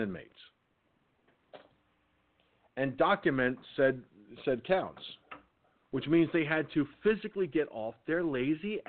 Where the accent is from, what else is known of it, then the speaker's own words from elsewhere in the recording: Peekskill, New York, United States; when I lived in Peekskill, my hometown